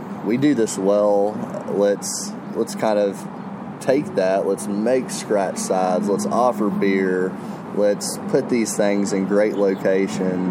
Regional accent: the South, United States; growing up in the South, I had amazing grandparents that would cook

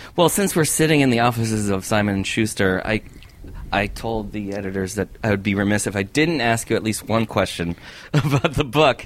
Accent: Connecticut, United States; I grew up in Connecticut

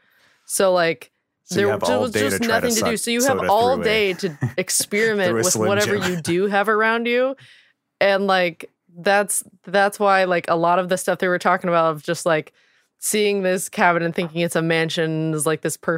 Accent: Indiana, United States; even though it's very hillbilly, like redneck hillbilly. I grew up in Southern Indiana.

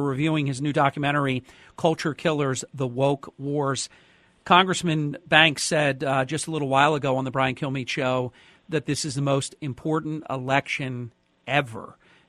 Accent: New Jersey, United States; my home state of New Jersey

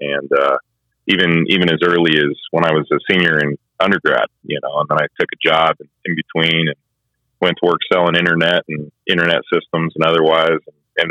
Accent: Casper, Wyoming, United States; moved away as an adult; growing up in Casper, Wyoming, right on Gray's Reef and Miracle Mile

